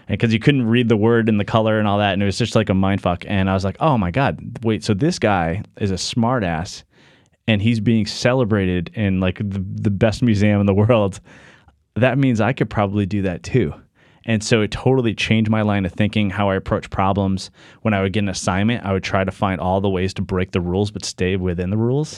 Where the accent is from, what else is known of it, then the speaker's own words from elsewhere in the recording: Norwich, Connecticut, United States; I grew up in southeastern Connecticut, Norwich, Connecticut.